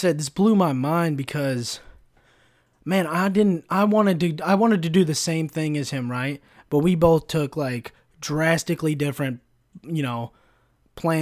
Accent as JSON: {"language": "English", "town": "Sacramento", "region": "California", "country": "United States", "tie": "born or raised there", "first_language": "English", "said": "I grew up in Sac"}